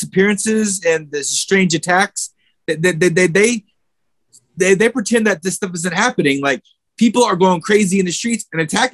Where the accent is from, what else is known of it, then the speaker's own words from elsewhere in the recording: New York City, New York, United States; now in Oklahoma, United States; I'm originally from New York City